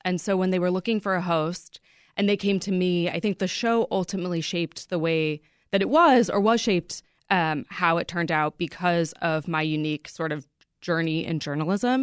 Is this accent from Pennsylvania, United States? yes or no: no; Chicago suburbs, Illinois, United States; I grew up in the Chicago suburbs